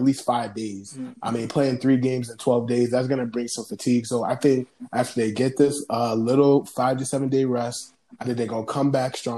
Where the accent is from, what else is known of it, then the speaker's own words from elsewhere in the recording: Buffalo, New York, United States; I'm from Buffalo